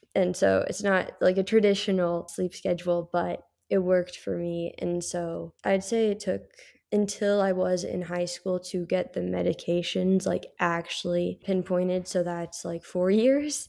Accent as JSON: {"language": "English", "town": "Carlsbad", "region": "California", "country": "United States", "tie": "born or raised there", "also_born_or_lived": "Florence / Rome", "said": "born and raised in Carlsbad, California"}